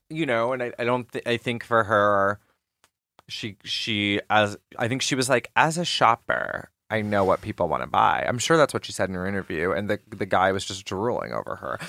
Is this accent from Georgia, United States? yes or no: yes; Georgia, United States; moved away; also born or lived in New York; growing up in Georgia